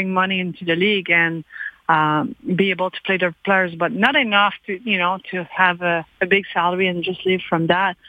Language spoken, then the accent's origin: English; Quebec, Canada; When I was growing up in Quebec, and you know, the Montreal Canadiens were my idols